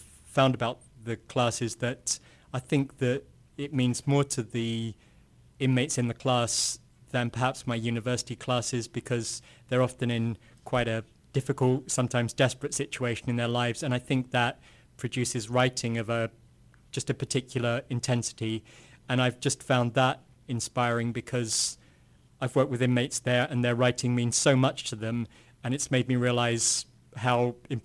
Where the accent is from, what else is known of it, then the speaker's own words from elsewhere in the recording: England, United Kingdom; moved away as an adult; also born or lived in Canterbury, England / Illinois, United States; now in Kansas, United States; I'm from England originally, and I came to the States to do graduate work in the 1980s